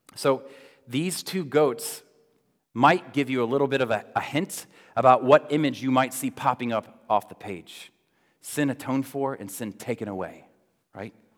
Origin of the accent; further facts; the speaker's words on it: Florida, United States; moved away; growing up in Florida